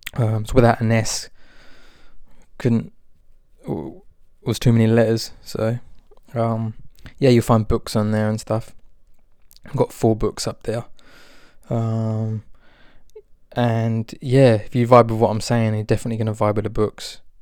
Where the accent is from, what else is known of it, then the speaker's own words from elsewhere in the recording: Albion, England, United Kingdom; moved away; the place that I grew up in Albion